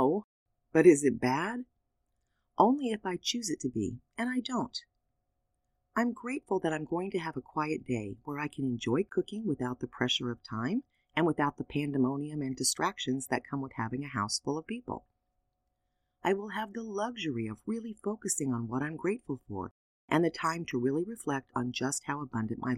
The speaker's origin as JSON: {"language": "English", "country": "United States", "said": "being an American"}